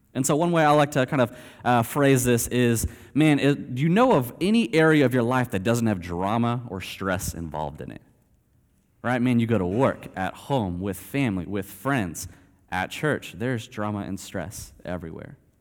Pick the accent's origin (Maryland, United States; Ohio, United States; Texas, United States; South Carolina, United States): Texas, United States; Aledo; moved away as an adult; also born or lived in Eastern Asia; I grew up here in Alito and actually in this church